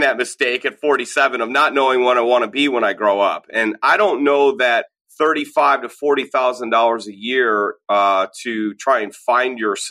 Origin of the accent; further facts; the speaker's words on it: United States; also born or lived in Minnesota / Illinois; as an American from the suburbs